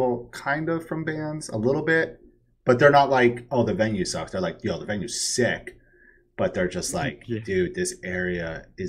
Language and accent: English; Northeast, United States; I'm from the Northeast, and I used to say Worcester.